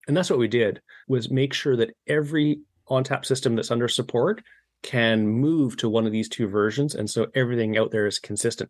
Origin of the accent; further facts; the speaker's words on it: Victoria, British Columbia, Canada; my house here in Victoria, B C